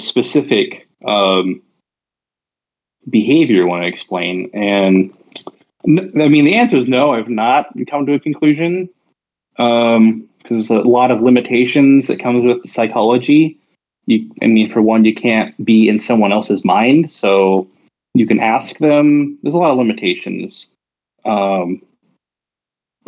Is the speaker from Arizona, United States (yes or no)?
yes; Arizona, United States; I'm 33. I'm from Arizona, the United States.